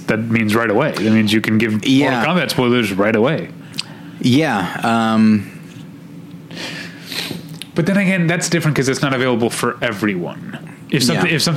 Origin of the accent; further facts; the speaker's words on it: Midwest, United States; accent: Midwestern; moved away; my Midwestern accent